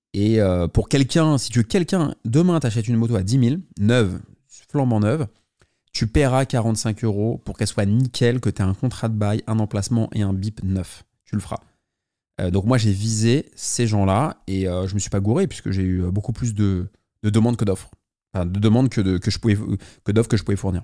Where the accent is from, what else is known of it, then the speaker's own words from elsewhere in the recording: Paris, Île-de-France, France; je suis parisien